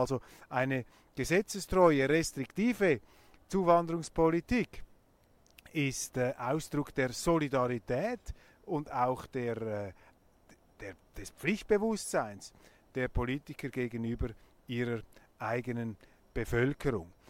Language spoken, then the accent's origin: German; Switzerland; als Schweizer